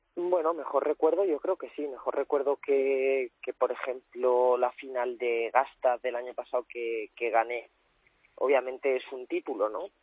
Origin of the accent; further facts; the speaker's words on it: Cuenca, Castilla-La Mancha, Spain; now in Valencia, Spain; yo, soy nacido en Cuenca, pero mi familia es de Valencia